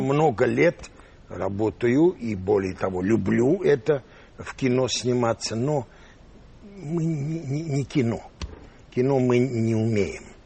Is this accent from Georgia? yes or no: no; Yerevan, Armenia; moved away; also born or lived in Russia / United States; я вырос в, в Армении, э, в Ереване